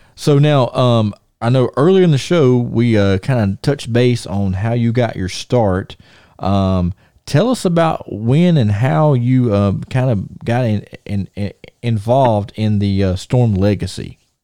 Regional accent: Thomasville, United States; I'm in my hometown

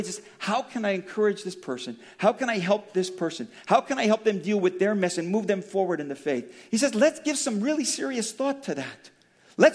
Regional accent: Daly City, California, United States; I grew up in Daly City, about 2 or 3 miles from the Colma border

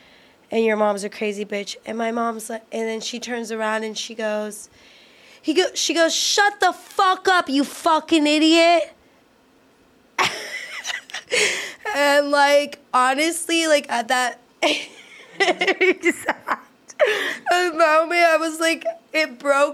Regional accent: Houston, Texas, United States; I'm from Houston

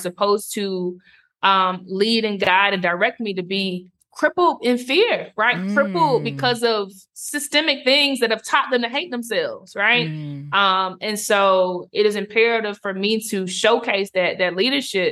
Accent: South Carolina, United States; moved away as an adult; also born or lived in Cape Town, South Africa; now in Nairobi, Kenya; I am that girl from South Carolina

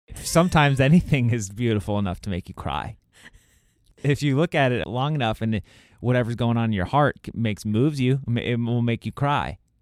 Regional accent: Scotland, United Kingdom; I'm Scottish.

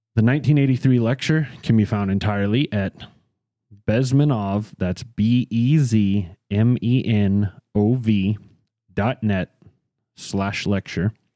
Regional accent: United States; we're American

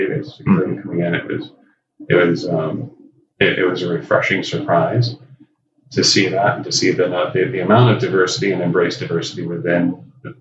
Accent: Lodi, California, United States; moved away; also born or lived in San Jose, California / San Francisco Bay Area; I grew up in a small town in Central California, Lodi, California

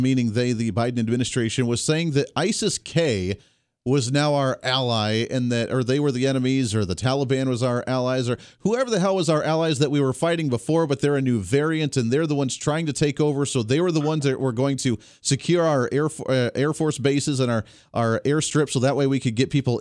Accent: Colorado, United States; I grew up in Colorado

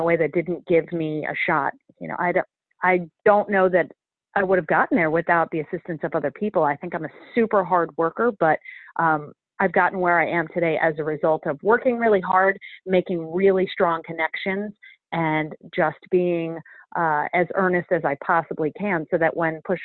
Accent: Philadelphia, Pennsylvania, United States; I grew up in Philly

